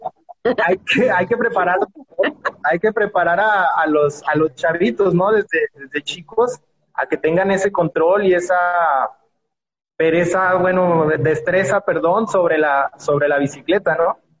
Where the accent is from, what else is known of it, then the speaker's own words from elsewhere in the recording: Mexico; en, nuestra casa, de hecho fue en la Ciudad de México